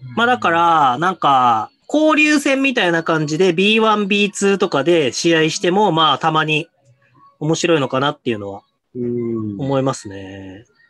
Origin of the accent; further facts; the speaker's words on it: Hokkaido, Japan; もともとどさんこ